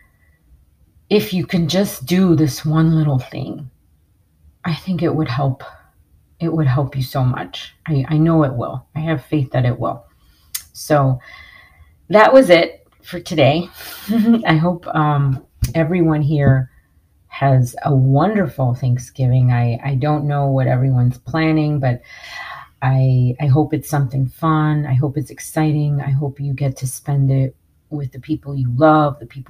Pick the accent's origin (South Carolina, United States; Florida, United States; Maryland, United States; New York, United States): New York, United States; I grew up in New York